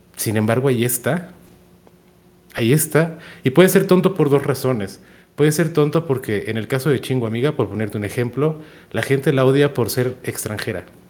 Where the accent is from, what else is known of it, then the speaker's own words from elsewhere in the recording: Monterrey, Nuevo León, Mexico; moved away; also born or lived in central Mexico; nací en Monterrey, pero vivo, vivo en la zona centro del país